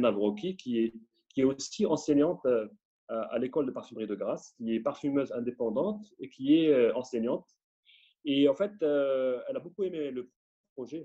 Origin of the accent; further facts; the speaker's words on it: Morocco; j'étais du Maroc